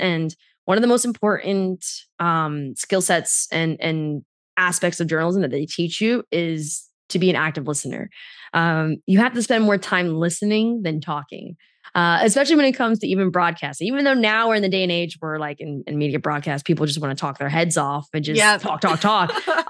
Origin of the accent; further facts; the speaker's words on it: New York, United States; I grew up in the New York City, New Jersey area